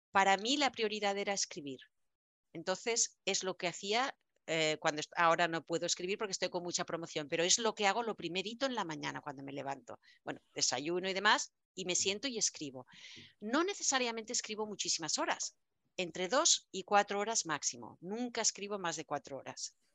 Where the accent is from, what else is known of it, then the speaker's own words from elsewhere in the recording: Spain; moved away; Como buena española, yo soy bien dramática bien dramática.